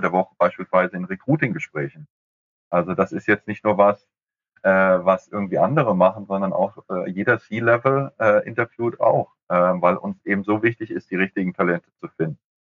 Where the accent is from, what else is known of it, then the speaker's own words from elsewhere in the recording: Frankfurt, Hesse, Germany; ich als Frankfurter